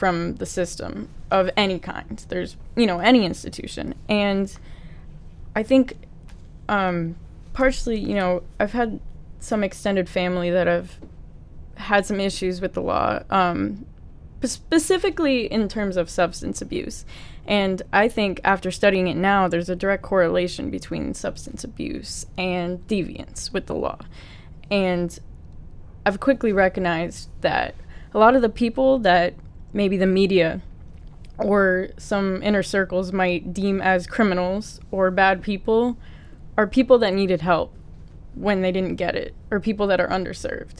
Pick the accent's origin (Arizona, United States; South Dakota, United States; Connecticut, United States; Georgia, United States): Connecticut, United States; New Fairfield; I grew up in New Fairfield, Connecticut